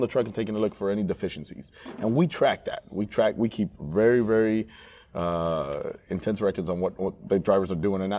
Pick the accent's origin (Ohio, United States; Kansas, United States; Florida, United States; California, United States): Florida, United States; South; I'm from South Florida.